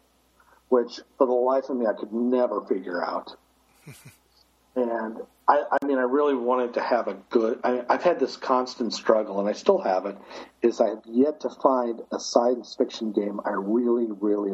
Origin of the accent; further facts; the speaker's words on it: Midwest, United States; I grew up in the Midwest